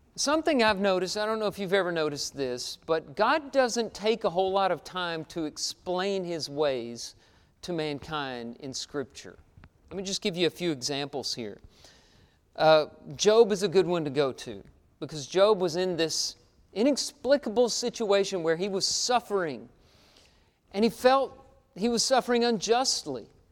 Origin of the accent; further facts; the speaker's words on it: Texas, United States; Growing up in Texas, uh, everything around me was a wheat field or a cattle ranch